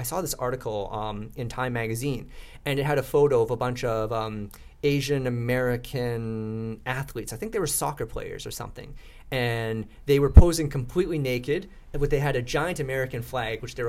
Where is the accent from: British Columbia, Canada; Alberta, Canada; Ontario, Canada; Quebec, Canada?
British Columbia, Canada; Vancouver; also born or lived in Vietnam; I grew up in East Vancouver, and I sometimes would play road hockey on the residential streets of East Vancouver